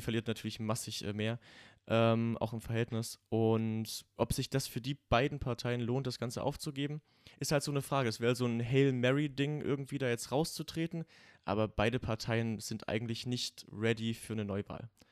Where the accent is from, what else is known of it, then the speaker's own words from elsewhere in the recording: Saxony, Germany; Also ich komme ja aus Sachsen.